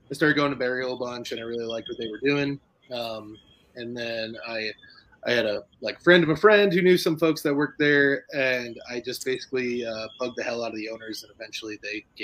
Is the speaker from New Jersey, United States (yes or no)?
yes; New Jersey, United States; also born or lived in Illinois; now in Asheville, United States; Um, I grew up in New Jersey, and then went to Illinois for a little bit, worked at a brewery there, and then ended up in North Carolina.